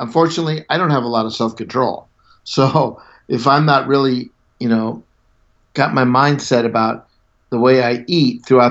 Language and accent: English; Southern California, United States; I grew up in Southern California.